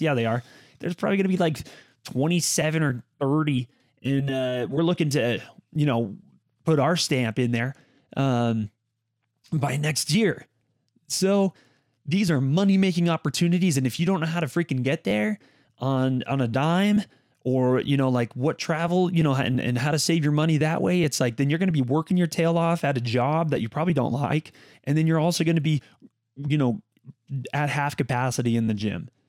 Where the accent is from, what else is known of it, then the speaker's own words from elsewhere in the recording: Las Vegas, Nevada, United States; this kid from Las Vegas